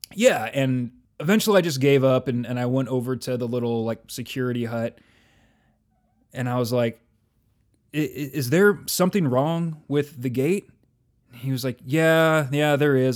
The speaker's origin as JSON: {"language": "English", "region": "California", "country": "United States", "tie": "born or raised there", "moved": "yes", "said": "where I grew up in California"}